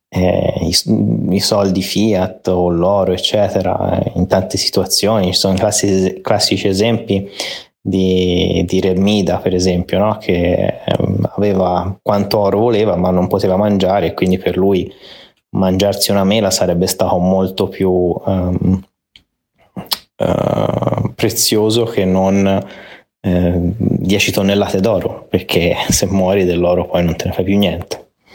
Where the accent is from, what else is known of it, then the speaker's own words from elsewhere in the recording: Italy; moved away; siamo messi male